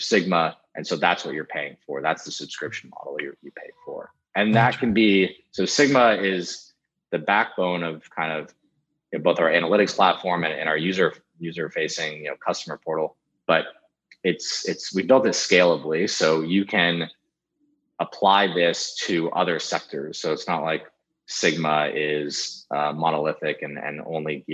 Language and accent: English; San Francisco, California, United States; born and raised in San Francisco